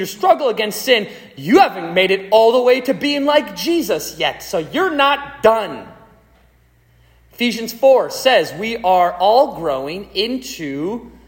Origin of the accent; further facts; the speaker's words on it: United States; we are free Americans